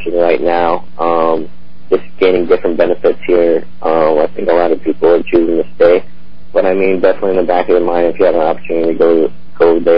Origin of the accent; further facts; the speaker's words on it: Colorado Springs, Colorado, United States; moved away; played on my club team growing up in Colorado Springs